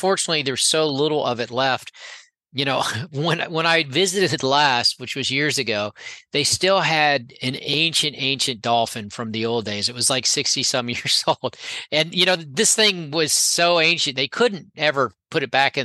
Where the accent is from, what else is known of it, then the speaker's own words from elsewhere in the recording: Gainesville, Florida, United States; I grew up in Gainesville